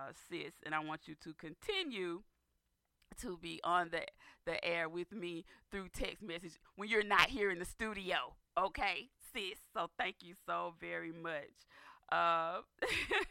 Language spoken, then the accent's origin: English; Dawson, Georgia, United States; That is my area where I was born and raised, in Dawson, Georgia